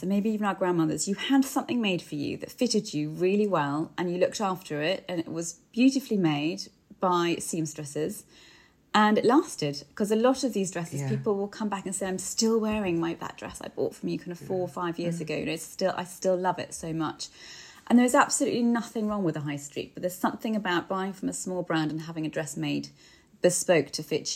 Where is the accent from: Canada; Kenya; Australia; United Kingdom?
United Kingdom; we're so British